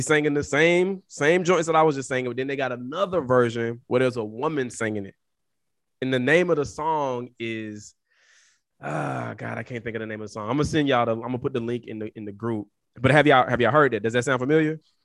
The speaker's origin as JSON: {"language": "English", "region": "the South", "country": "United States", "said": "as a Southerner"}